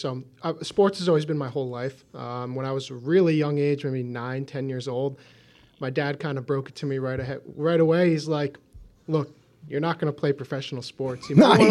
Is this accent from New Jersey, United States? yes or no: yes; Oakland, New Jersey, United States; It's in my own backyard growing up in Bergen County. So. Oh, you're from Bergen County? Yeah, a town called Oakland.